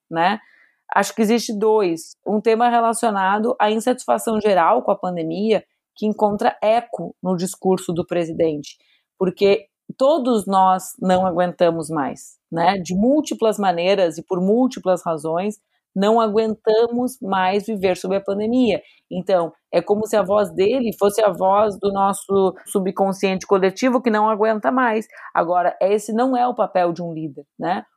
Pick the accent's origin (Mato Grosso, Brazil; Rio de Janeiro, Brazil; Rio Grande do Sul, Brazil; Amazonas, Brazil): Rio Grande do Sul, Brazil; Porto Alegre; also born or lived in Brasília; para poder viver novamente na minha cidade, Porto Alegre